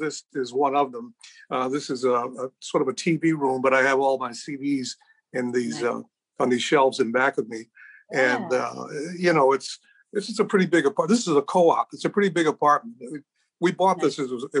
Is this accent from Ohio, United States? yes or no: no; Chicago, Illinois, United States; also born or lived in Brooklyn, New York; I was born in Brooklyn. My mother was a single parent at the time, and she worked in Washington, D.C., and then she came to work in Chicago, and she loved this city.